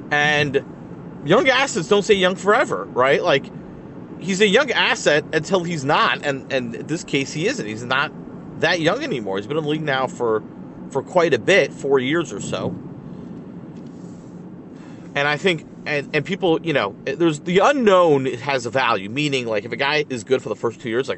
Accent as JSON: {"language": "English", "town": "Boston", "region": "Massachusetts", "country": "United States", "said": "I'm from Boston."}